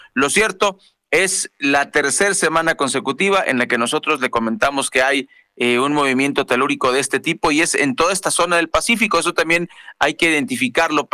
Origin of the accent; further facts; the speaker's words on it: Ciudad Obregón, Sonora, Mexico; el de Cajeme, municipio donde yo nací, en Ciudad Obregón, Sonora